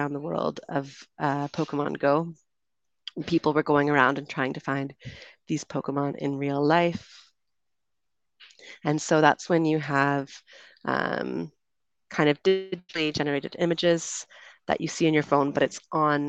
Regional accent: Canada; moved away as an adult; also born or lived in United Kingdom; now in Colombia; I'm from Canada, so that will be the accent you hear

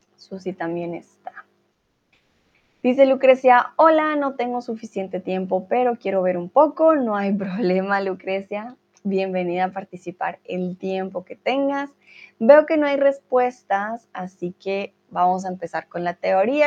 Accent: Colombia; now in Germany; soy de Colombia y eh, el día hoy vivo en Alemania.

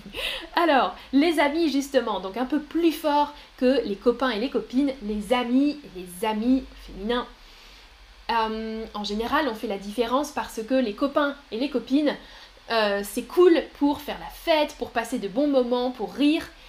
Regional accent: France; moved away as an adult; J'ai toujours habité en France. Je suis née en France et, euh, j'ai habité en France jusque, euh, récemment

